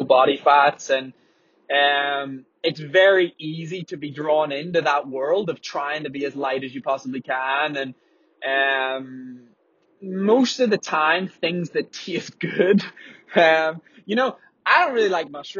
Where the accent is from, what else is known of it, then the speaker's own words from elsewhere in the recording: Belfast, Northern Ireland, United Kingdom; I'm from Belfast